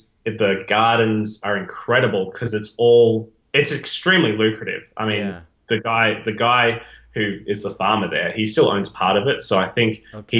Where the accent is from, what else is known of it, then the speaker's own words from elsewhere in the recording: Australia; moved away as an adult; also born or lived in Tauranga, New Zealand; now in Palmerston North, New Zealand; I am the eldest of four. I grew up in Australia, like Josh. I was homeschooled my whole life